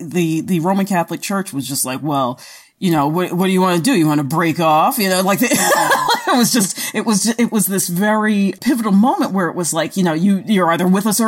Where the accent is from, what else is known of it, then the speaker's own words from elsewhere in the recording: Australia; And like I said, I'm translating from the Australian. we say things just a little bit differently.